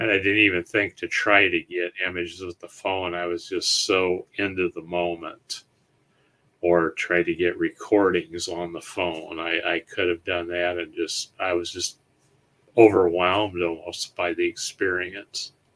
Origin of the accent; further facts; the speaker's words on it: Ohio, United States; we're from Ohio